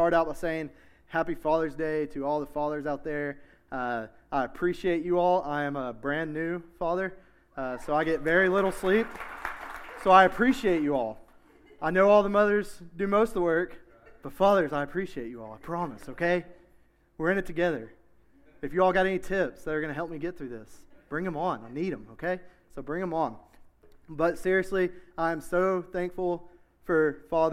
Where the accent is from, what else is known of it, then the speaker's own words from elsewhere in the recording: Knoxville, Tennessee, United States; I grew up in South Knoxville. I'm a South Knoxville boy